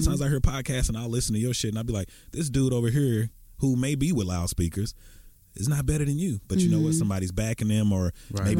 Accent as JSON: {"language": "English", "town": "Dallas", "region": "Texas", "country": "United States", "said": "we're from the South, we're from Dallas"}